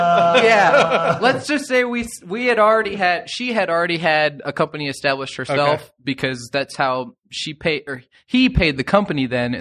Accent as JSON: {"language": "English", "town": "Fort Wayne", "region": "Indiana", "country": "United States", "said": "Or I'm originally from Fort Wayne, so I ended up moving anyways."}